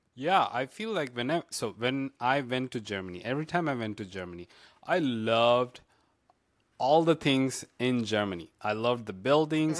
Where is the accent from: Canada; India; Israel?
India; South India; now in Florida, United States; I grew up in India and the in the South in mm-hmm. South India